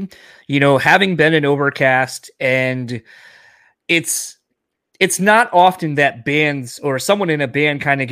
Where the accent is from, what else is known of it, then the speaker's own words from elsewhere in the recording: Michigan, United States; we're from Michigan.